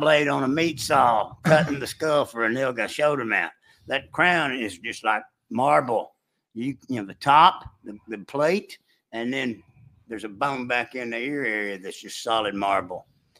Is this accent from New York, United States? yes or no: no; Arlington, Texas, United States; And I grew up in Arlington.